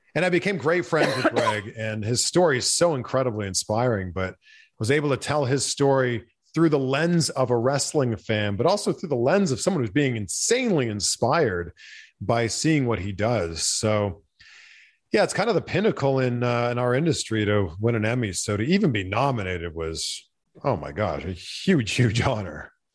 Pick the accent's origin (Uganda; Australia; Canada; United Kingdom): Canada; growing up in Canada